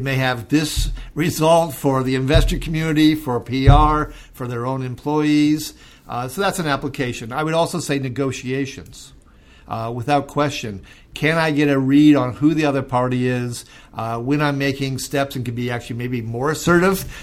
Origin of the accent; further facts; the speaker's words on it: Minnesota, United States; who is from my home state of Minnesota